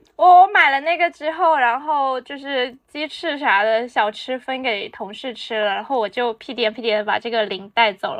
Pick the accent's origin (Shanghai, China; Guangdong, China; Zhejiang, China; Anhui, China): Guangdong, China; 午睡这件事情对于我们广东人来说是很重要的